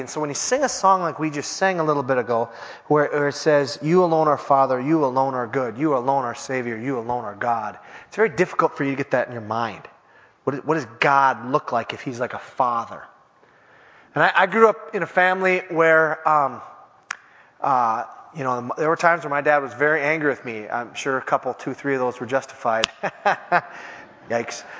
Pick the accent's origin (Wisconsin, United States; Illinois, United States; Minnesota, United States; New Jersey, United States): Minnesota, United States; Minneapolis; I was from Minneapolis